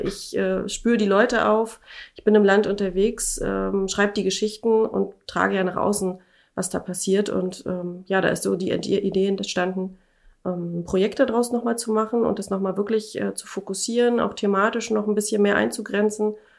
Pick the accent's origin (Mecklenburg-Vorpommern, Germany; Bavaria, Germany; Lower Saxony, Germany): Mecklenburg-Vorpommern, Germany; Schwerin; moved away as an adult; ich komme ja aus Schwerin